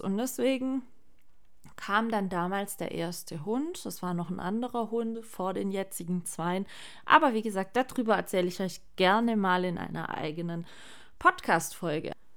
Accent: Swabia, Baden-Württemberg, Germany; ich bin zwar hier in, im Schwabenland geboren, bluttechnisch gesehen, aber gar nichts an Schwäbisch

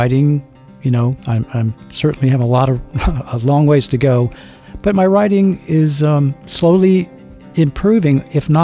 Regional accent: Appalachia, United States; I was born in Appalachia

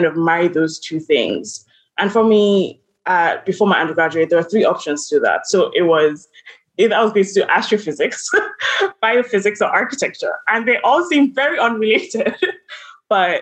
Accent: Lagos, Nigeria; moved away as an adult; also born or lived in Charlottesville, Virginia / New York; I'm from Lagos, Nigeria.

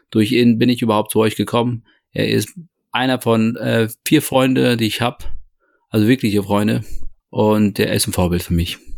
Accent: Toledo, Castilla-La Mancha, Spain; born there; Ich bin geboren 72 in Spanien, in Toledo.

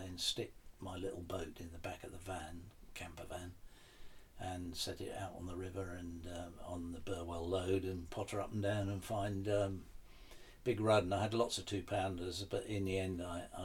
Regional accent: the Fens, East of England, United Kingdom; I grew up in the Fens

